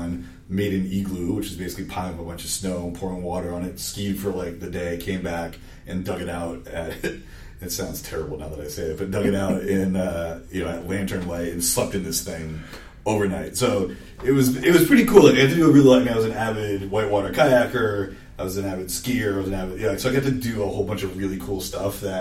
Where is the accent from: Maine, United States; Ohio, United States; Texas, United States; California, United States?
Maine, United States; Augusta; also born or lived in Louisiana; I am from Augusta, Maine. I grew up there. I actually was born in Louisiana, but I spent most of my formative years in the great state of Maine.